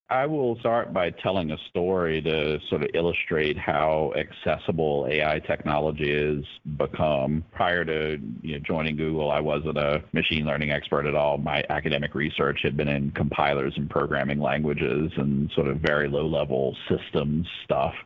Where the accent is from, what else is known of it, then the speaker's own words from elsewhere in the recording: Campbell County, Virginia, United States; I grew up in Campbell County. I went to college at Lynchburg College